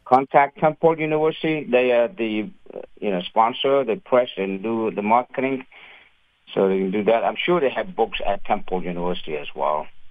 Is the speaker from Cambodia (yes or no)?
yes; Cambodia; now in United States; I am an immigrant from Cambodia